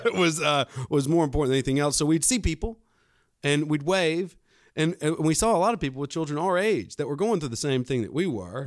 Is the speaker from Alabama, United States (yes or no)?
yes; Fairhope, Alabama, United States; I'm born and raised in Fairhope, Alabama